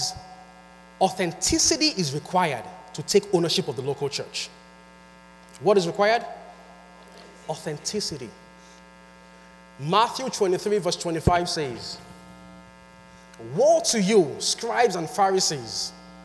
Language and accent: English; Nigeria; moved away; I am from Nigeria and I'm a Yoruba boy. I speak Yoruba